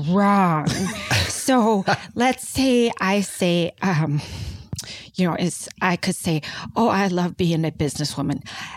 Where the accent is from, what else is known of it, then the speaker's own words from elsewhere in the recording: Spain; English is a second language; I'm from Spain.